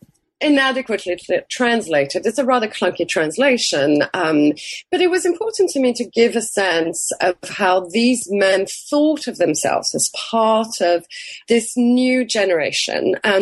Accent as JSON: {"language": "English", "country": "France", "tie": "born or raised there", "said": "what seemed very familiar to me growing up in France and with French literature and French history"}